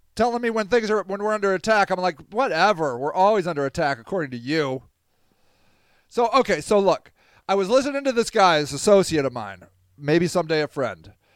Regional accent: Akron, Ohio, United States; Akron, my hometown marathon.

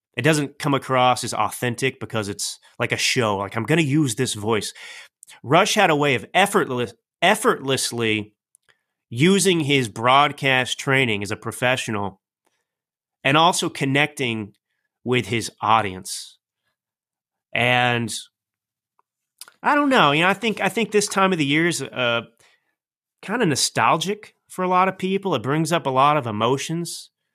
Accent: United States; as a proud American

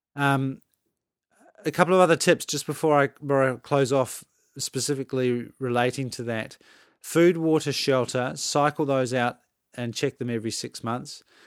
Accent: Adelaide, South Australia, Australia; moved away; I grew up in Adelaide, which is in South Australia

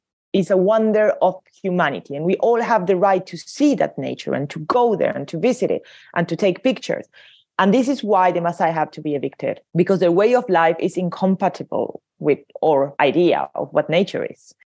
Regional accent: Paris, Île-de-France, France; I'm from Paris thinking I would escape the tourists, but no, they're all here too.

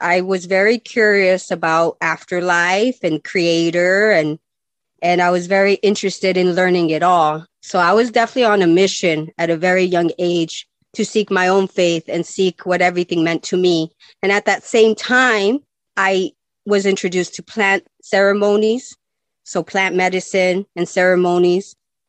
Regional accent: Nogales, Arizona, United States; And I grew up in Nogales, and I lived in both places, in Nogales, Mexico, and I lived in Nogales, Arizona.

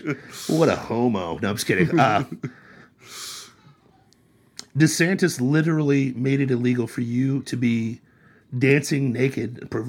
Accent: Troy, Ohio, United States; my hometown of Troy, Ohio

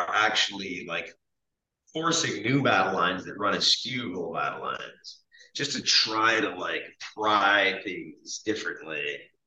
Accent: Quebec, Canada; moved away; I grew up in Quebec on the fringes of an Indian reservation

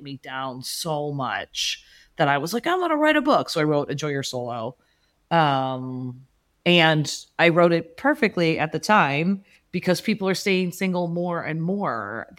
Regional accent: Chicago, Illinois, United States; As a Chicagoan, I thought it was a cold weather thing.

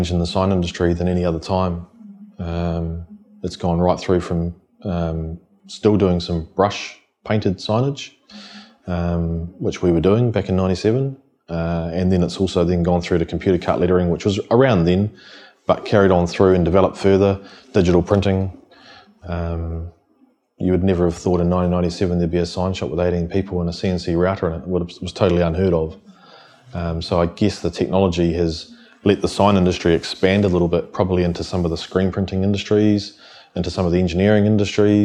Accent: Wellington, New Zealand; born and bred in the Wellington region

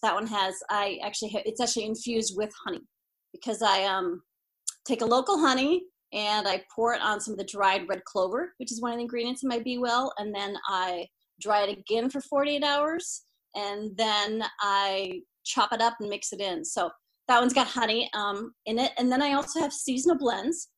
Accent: Iowa, United States; I'm from Iowa, come from a long line of Iowa farmers

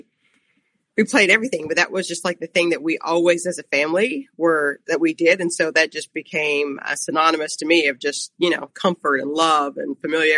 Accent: Ghana; now in United States; So I'm actually originally from Ghana, and when I came to the United States was in the late 70s

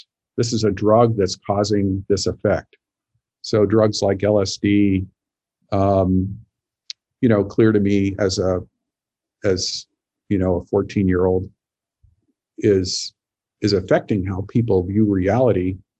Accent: Montana, United States; So I grew up in Montana and sort of the tail end of the 60s, I was a little kid basically.

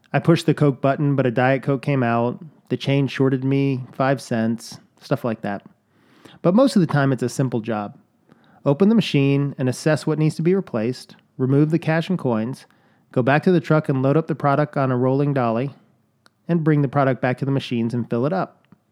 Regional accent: Chicago, Illinois, United States; I can say soda, I was born in Chicago

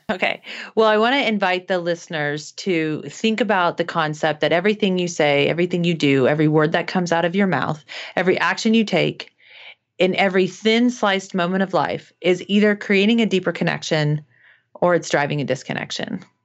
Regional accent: Midwest, United States; I was growing up in the Midwest

